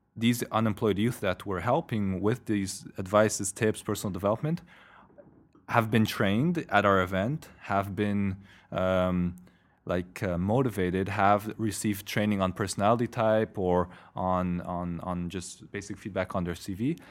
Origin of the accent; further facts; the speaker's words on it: Canada; also born or lived in Poland; now in Brussels, Belgium; I'm Polish Canadian, live in Brussels now